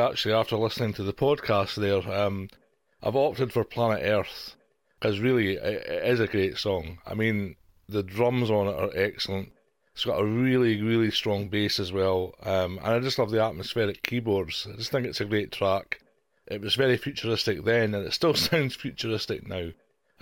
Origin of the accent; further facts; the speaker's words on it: Dundee, Scotland, United Kingdom; I'm from Dundee in Scotland, hence the accent